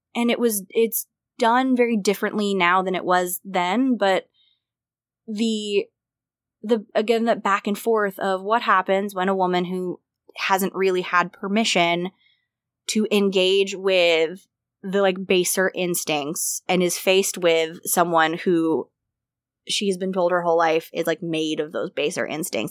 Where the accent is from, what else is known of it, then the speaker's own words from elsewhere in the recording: United States; I would consider myself to, to be living still in as an American educated woman